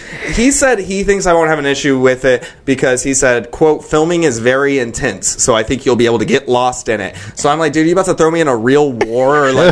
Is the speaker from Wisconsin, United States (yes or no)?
no; Texas, United States; also born or lived in Louisiana / Denton; I was born in Louisiana, but I've lived most of my time in Texas.